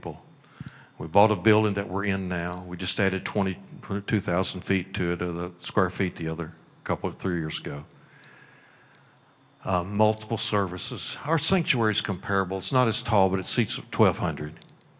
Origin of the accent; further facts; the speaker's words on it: Kentucky, United States; moved away as an adult; also born or lived in Missouri; I'm from Kentucky